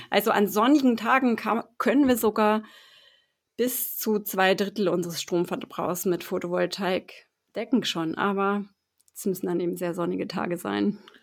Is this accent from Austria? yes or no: no; Bremen, Germany; moved away as an adult; now in Freiburg, Germany; ich komme eben aus Bremen und habe da auch 30 Jahre gelebt